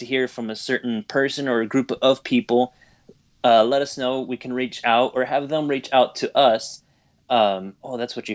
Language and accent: English; Texas, United States; I am from Texas, I can use y'all.